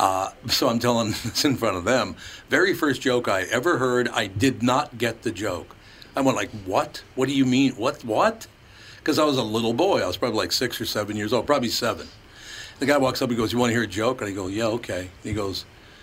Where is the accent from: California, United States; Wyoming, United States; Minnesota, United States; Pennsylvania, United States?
Minnesota, United States; Minneapolis; I grew up in North Minneapolis, Catholic, blacks, and Jews.